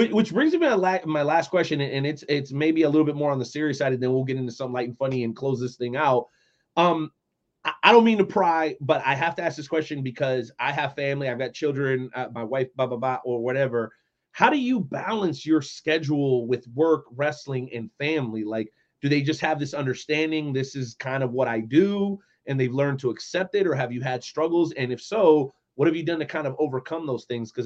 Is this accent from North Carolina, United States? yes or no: no; South Florida, United States; moved away; I've lived here now almost 20 years growing up in South Florida